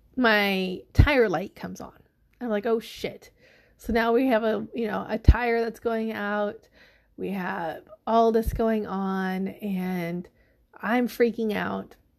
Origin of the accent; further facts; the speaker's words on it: the Midwest, Illinois, United States; we are from the Midwest